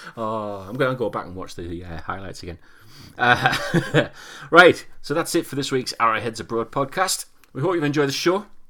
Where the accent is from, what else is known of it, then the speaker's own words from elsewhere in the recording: Newcastle upon Tyne, North East England, United Kingdom; I'm a Geordie.